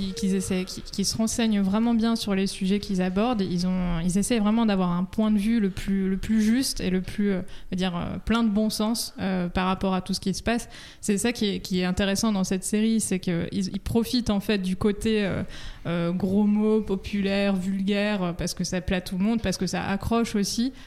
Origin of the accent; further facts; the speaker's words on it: France; chez nous en France.